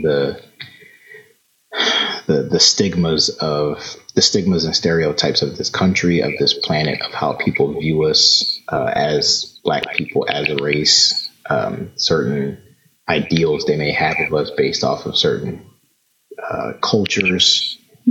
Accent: Philadelphia, Pennsylvania, United States; also born or lived in Hampton, Virginia; born and raised in Philly.

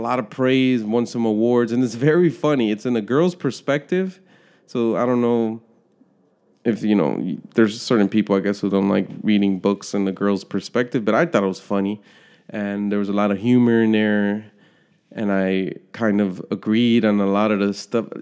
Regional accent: United States; I'm a citizen, born and raised in the United States

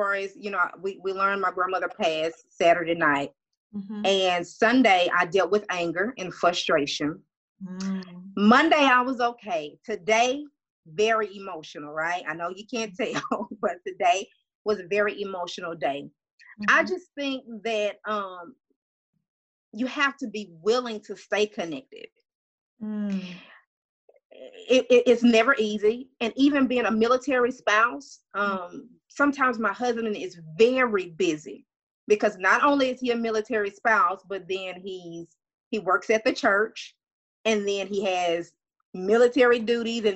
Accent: Louisiana, United States; I'm from Louisiana

